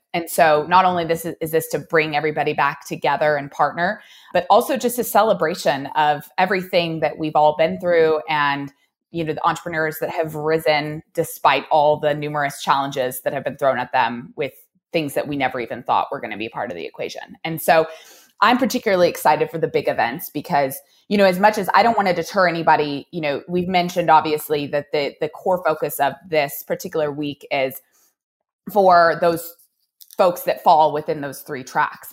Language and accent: English; Oregon, United States; now in Reno, United States; I'm from Oregon